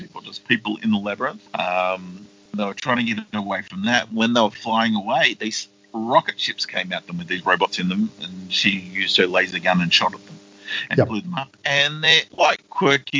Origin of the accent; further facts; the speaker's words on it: Australia; We're Australian.